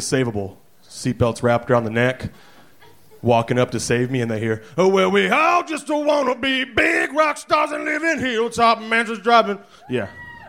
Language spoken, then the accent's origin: English; Dallas-Fort Worth, Texas, United States; No, DFW. Dallas-Fort Worth.